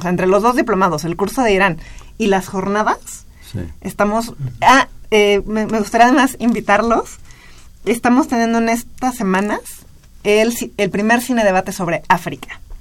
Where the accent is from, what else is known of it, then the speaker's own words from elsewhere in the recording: Mexico; como mexicanos